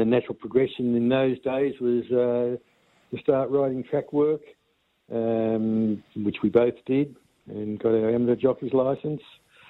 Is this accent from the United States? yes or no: no; Hay, New South Wales, Australia; also born or lived in Melbourne; I grew up in Hay, out in the Riverina, and I did our schooling out there